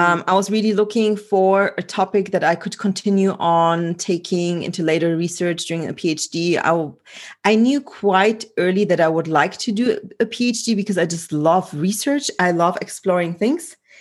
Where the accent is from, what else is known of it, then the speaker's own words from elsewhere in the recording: Germany; moved away; also born or lived in Poland; I was born in Poland and grew up in Germany